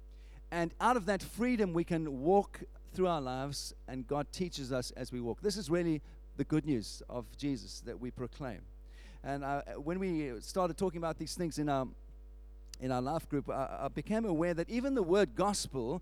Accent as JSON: {"language": "English", "country": "South Africa", "tie": "born or raised there", "moved": "yes", "said": "where I was when I grew up in South Africa"}